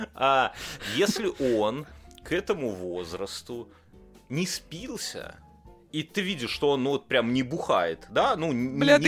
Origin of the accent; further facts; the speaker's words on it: Belarus; now in Lithuania; я белорус